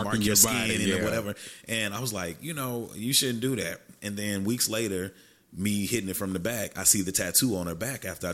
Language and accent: English; Texarkana, Texas, United States; moved away; I'm from the Texas side